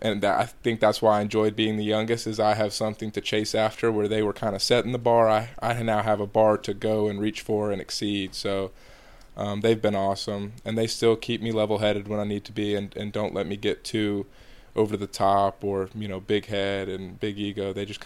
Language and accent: English; Georgia, United States; I'm from Georgia, but I don't think I have a Southern accent at all.